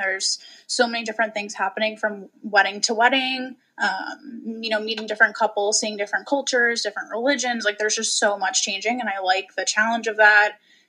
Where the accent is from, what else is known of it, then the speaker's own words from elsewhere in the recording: Kingston, New York, United States; also born or lived in Newburgh, New York / New Paltz, New York; now in Hyde Park, United States; We recently moved to Hyde Park, but I've kind of been all over the Hudson Valley. I grew up in Kingston, lived in Newburgh, lived in New Paltz.